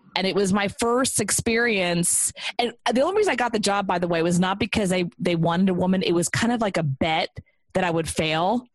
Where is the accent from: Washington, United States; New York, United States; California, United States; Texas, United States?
Texas, United States; moved away; it was kind of coming home. I'm from Texas, so it was nice to come back.